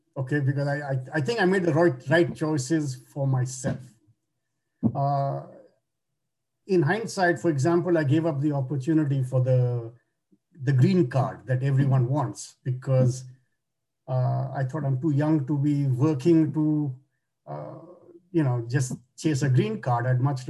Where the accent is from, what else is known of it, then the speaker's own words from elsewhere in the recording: Kolkata, West Bengal, India; now in Toronto, Canada; In India, in Calcutta.